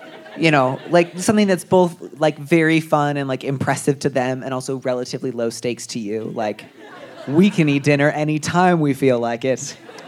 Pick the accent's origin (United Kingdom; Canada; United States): United States; outside of Chicago, Illinois; moved away; I grew up outside of Chicago.